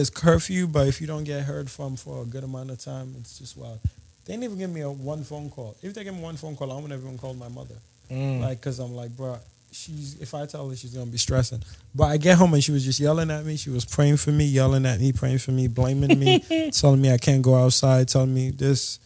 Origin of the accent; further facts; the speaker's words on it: Nigeria; I'm Nigerian